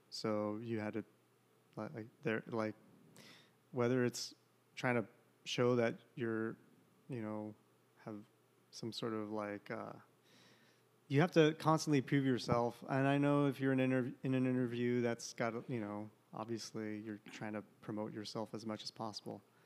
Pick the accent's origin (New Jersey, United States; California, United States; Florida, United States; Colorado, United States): California, United States; San Jose; moved away as an adult; now in Portland, United States; my hometown, San Jose, California